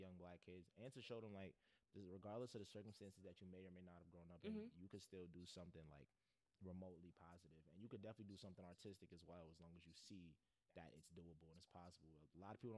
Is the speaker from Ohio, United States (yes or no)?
no; New York City, New York, United States; I'm from Crown Heights and Bed-Stuy. So just being a byproduct of like growing up in an urbanized environment